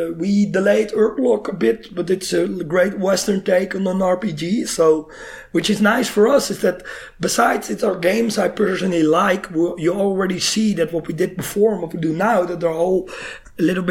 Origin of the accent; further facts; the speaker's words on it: Netherlands; we're from the Netherlands